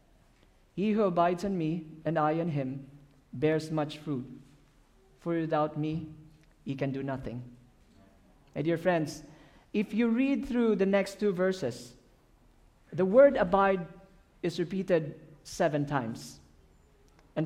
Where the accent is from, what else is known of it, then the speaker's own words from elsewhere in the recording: Philippines; English is a second language; I'm from the Philippines